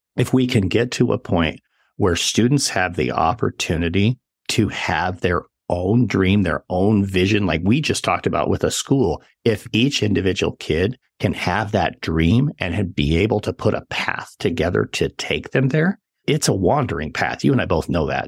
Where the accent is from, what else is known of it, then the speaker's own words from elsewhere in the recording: central Wyoming, United States; moved away; I grew up in central Wyoming